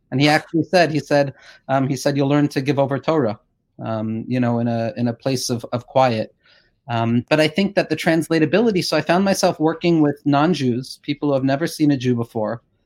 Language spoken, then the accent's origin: English; Woodmere, New York, United States; I grew up in Woodmere